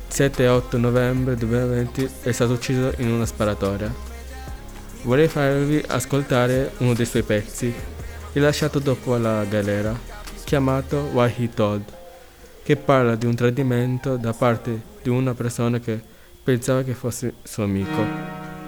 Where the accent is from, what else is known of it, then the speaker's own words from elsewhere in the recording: Italy; ho 17 anni, sono nato in Italia